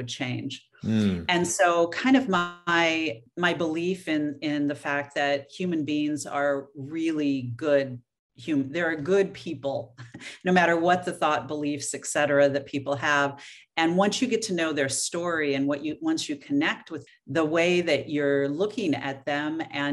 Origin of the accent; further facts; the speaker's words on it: Oregon, United States; moved away; I was born and raised in Oregon, so that always feels like going home